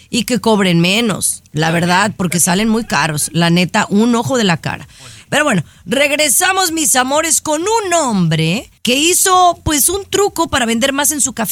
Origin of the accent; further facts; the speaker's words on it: Mexico; ¿Soy una mexicana nacida en México?